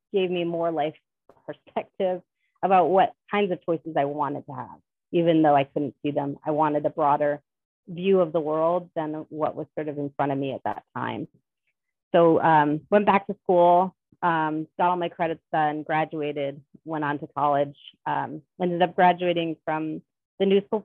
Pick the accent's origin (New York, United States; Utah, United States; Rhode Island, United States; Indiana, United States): Rhode Island, United States; I grew up in Rhode Island